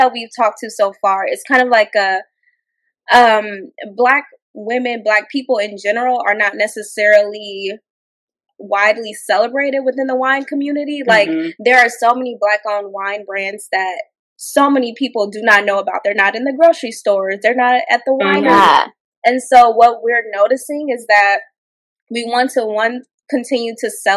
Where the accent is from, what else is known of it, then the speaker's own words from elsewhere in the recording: Indiana, United States; moved away as an adult; now in Los Angeles, United States; we're from Indiana. Midwest girls at heart, living in LA now, going on 3 years